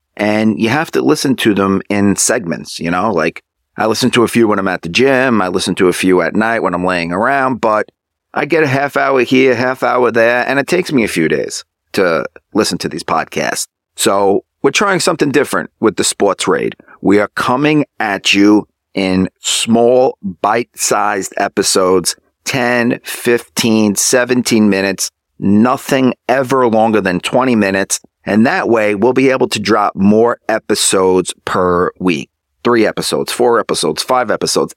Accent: New York, United States; I'm from New York

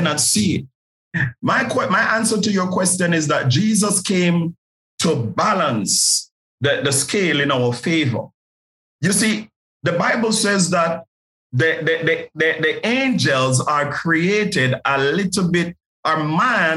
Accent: Jamaica; I grew up in a place you would refer to as Nazareth. It's flankers in Jamaica

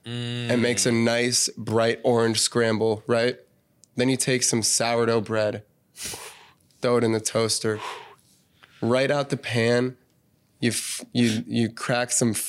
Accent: Cincinnati, Ohio, United States; born or raised there

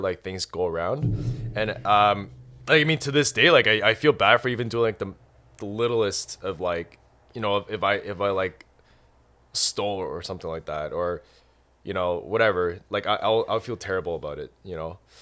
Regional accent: Canada; moved away as an adult; also born or lived in Ireland; I was born and raised in Canada

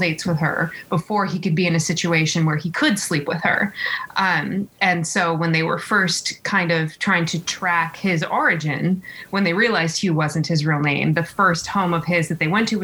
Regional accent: California, United States; growing up in California

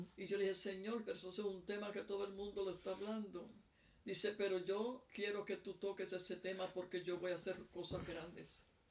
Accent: Puerto Rico; now in South Africa; yo soy de Puerto Rico, pero vivo en Sudáfrica.

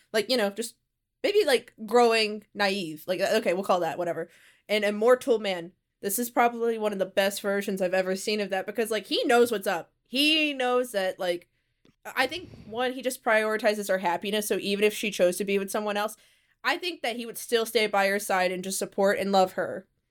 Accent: Mississippi, United States; moved away; I came from Mississippi. There weren't many, many resources there

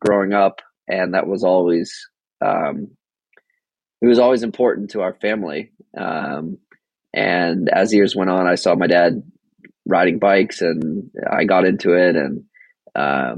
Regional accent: outside of Boston, Massachusetts, United States; I was born outside of Boston, Massachusetts.

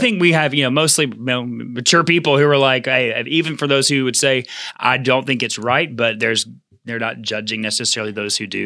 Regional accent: United States; as American Christians

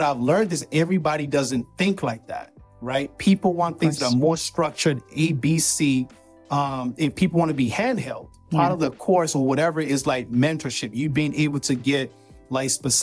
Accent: Nigeria; I'm from Nigeria

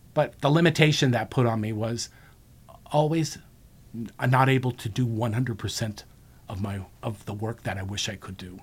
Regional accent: Monterey Park, California, United States; I grew up in Monterey Park, which is about eight miles east of Loyola High School

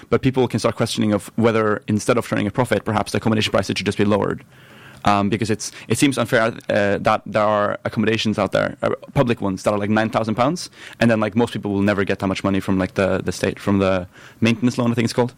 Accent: Norway; moved away as an adult; now in St Andrews, United Kingdom; my hometown is three hundred thousand people in Norway

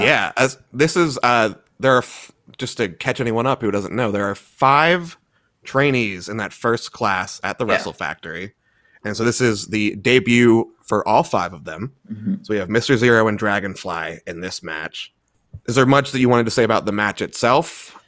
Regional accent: Baltimore, Maryland, United States; now in Minnesota, United States; I'm from Baltimore. I'm living in Minnesota right now

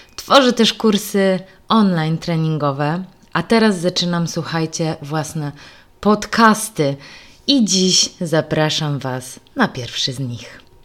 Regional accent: Kraśnik, Lublin Voivodeship, Poland; moved away as an adult; Urodziłam się w Kraśniku

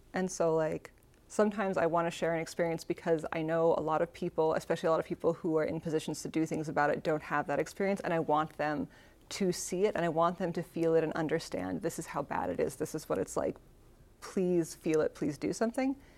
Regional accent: Seattle, Washington, United States; moved away as an adult; now in Tacoma, United States; the Seattle I grew up

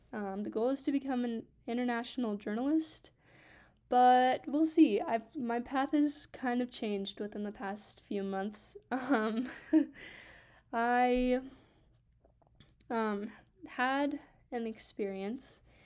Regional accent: Grand Junction, Colorado, United States; also born or lived in Grants Pass, Oregon; we moved here to Grand Junction, Colorado when I was six

